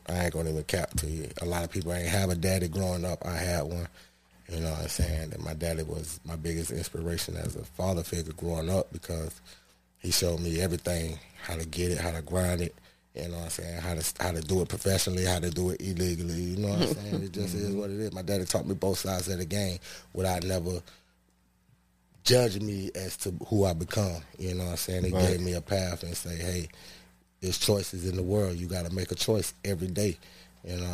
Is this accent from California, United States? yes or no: no; Miami, Florida, United States; moved away as an adult; also born or lived in Bahamas (heritage); now in Jacksonville, United States; I was born and raised in Miami